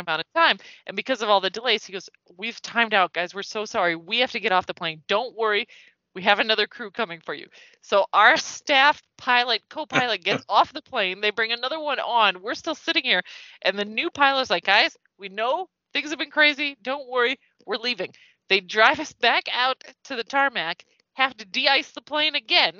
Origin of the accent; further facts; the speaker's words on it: United States; Being an American